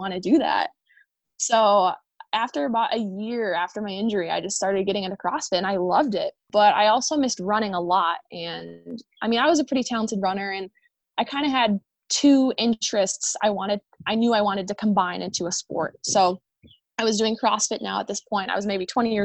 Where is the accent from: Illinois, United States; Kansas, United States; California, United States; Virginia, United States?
Illinois, United States; So I ultimately chose a school in my home state. I'm from Illinois